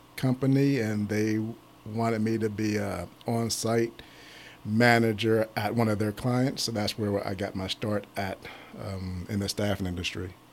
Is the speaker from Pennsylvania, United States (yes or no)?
yes; Pittsburgh, Pennsylvania, United States; moved away as an adult; also born or lived in Ohio; now in Columbus, United States; I am from Pittsburgh area, Pittsburgh, Pennsylvania area